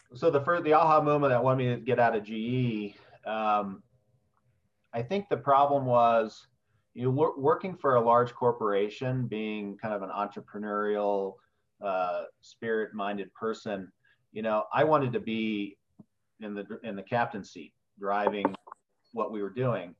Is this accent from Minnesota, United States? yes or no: no; West Lafayette, Indiana, United States; also born or lived in Wales / Bloomington, Indiana; I grew up in Indiana. My uh, grew up on Purdue University's campus